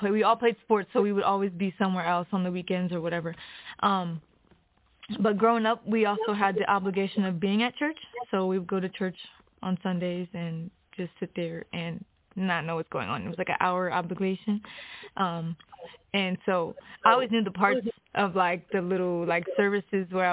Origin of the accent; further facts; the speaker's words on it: Hagerstown, Maryland, United States; I'm from Hagerstown, Maryland